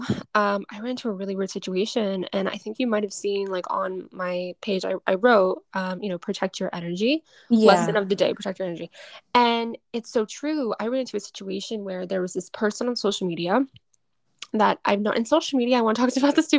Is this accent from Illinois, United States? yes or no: no; Boston, Massachusetts, United States; I'm from Boston, like I'm from Mass, and all of my girlfriends are mainly from Mass